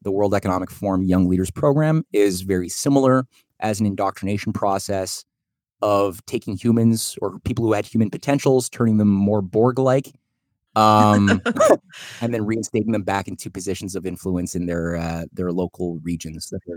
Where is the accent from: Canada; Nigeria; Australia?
Canada; I'm Canadian